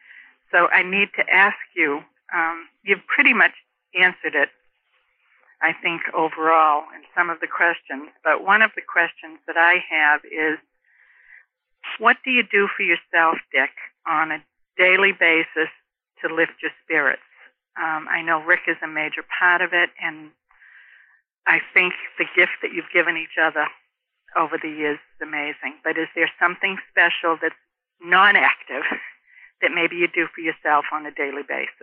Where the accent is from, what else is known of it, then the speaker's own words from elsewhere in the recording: Massachusetts, United States; now in New Smyrna Beach, United States; Well, this is a transplant from Massachusetts